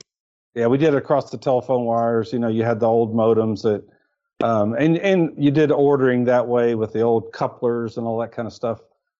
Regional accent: Kentucky, United States; moved away as an adult; also born or lived in Lexington, Kentucky / Dublin, Ohio; I was born and raised in Kentucky.

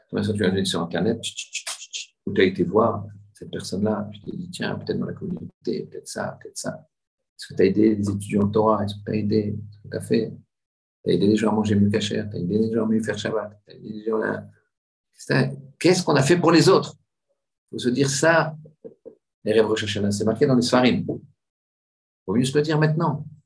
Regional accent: Marseille, Provence-Alpes-Côte d'Azur, France; vous savez que je viens de Marseille.

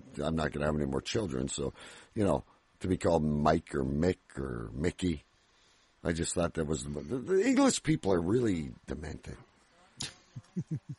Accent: Canada; I'm Canadian

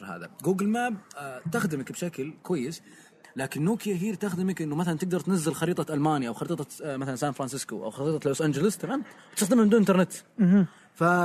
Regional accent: Saudi Arabia; عندنا بالسعوديه

